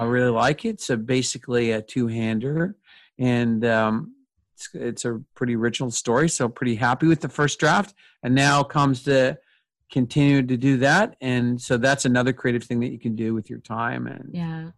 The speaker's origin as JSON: {"language": "English", "country": "Canada", "said": "proud of being Canadian"}